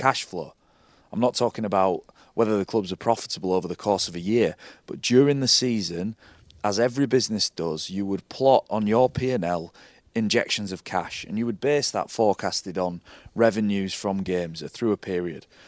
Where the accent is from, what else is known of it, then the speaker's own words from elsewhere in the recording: Hull, Yorkshire and the Humber, United Kingdom; I'm from Hull.